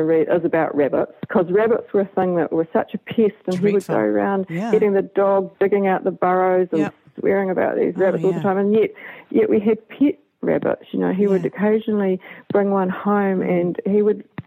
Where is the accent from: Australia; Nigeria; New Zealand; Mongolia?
New Zealand; Levin, Manawatū-Whanganui; when I was brought up here, the dairy farm was 70 cows on 60 acres